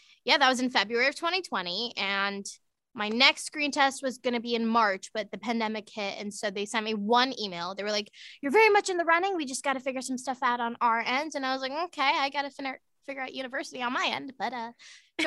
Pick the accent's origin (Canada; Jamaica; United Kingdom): Canada; Markham, Ontario; I grew up in Markham, Ontario